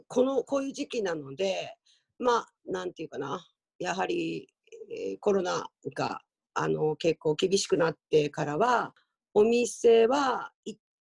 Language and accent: Japanese; Fukuoka, Japan; 私、あの箱崎で生まれて、今はちょっと今の校区が少しこ